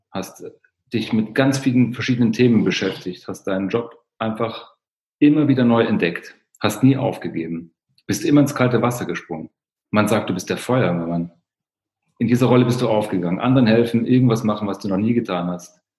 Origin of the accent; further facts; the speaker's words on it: East Germany, Germany; Ich bin im Osten aufgewachsen, das war so ein Muster, was ich kenne, aber mir ist es nie aufgefallen.